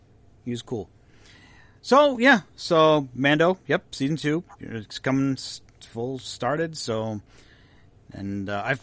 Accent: McHenry, Illinois, United States; this is my hometown.

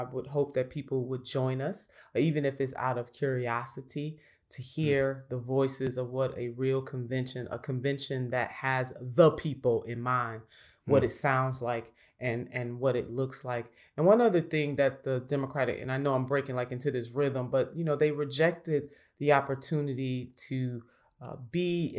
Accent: Ohio, United States; I am a member of the DNC from my home state of Ohio

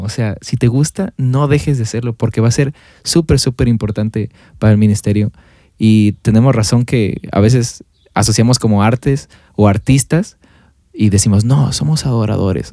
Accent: Mexico; como cultura mexicana, eh, pasa en México

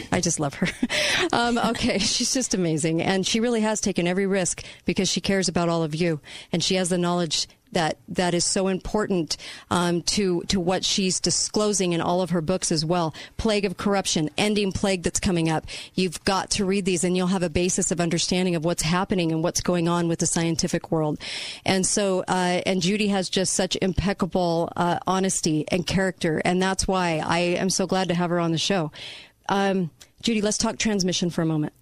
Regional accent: Dixie Center hometown, Utah, United States; Dixie Center in my hometown

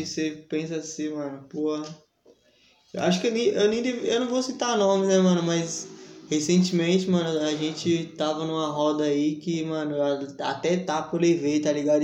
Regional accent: São Paulo, Brazil; voltar pro lugar onde eu nasci, sim, sim. fui criado

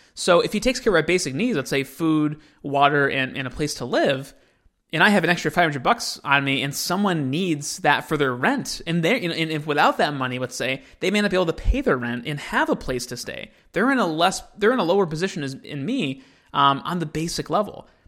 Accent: United States; I'm an American

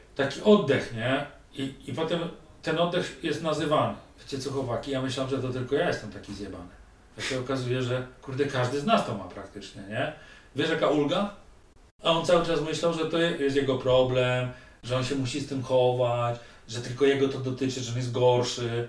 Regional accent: Tychy, Silesian Voivodeship, Poland; wychowałem się w Tychach zaraz koło lodowiska

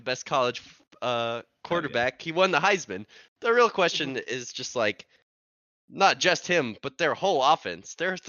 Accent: Columbia, South Carolina, United States; I'm also from Columbia. Grew up a diehard Gamecock fan my whole life.

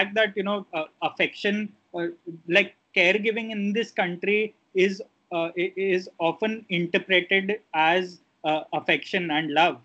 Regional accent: India; as Indian viewers, especially conditioned to a certain kind of life we live here

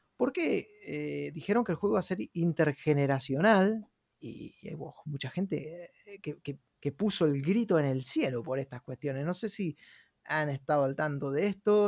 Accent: Argentina; moved away; soy un argentino que vivo en otra parte del mundo

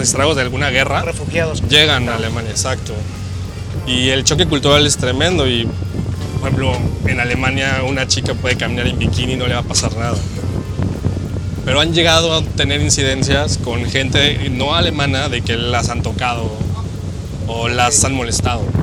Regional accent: Mexico; moved away as an adult; now in Germany; cuando enseñas el pasaporte mexicano, le dices soy de México

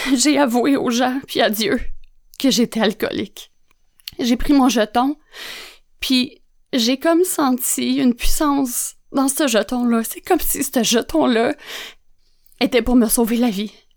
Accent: Joliette, Quebec, Canada; je viens de Joliette, hein, fait que l'anglais, euh, ça faisait pas partie de mon vocabulaire

